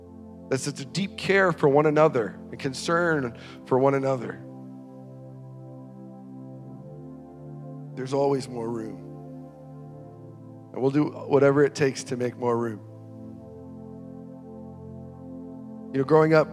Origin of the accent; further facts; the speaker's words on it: North Dakota, United States; we grew up in North Dakota